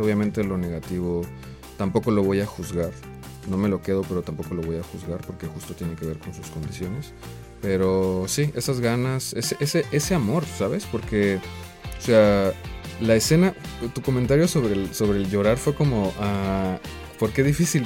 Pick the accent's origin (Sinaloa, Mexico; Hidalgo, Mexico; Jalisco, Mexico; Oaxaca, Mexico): Oaxaca, Mexico; el contexto donde yo crecí, en Oaxaca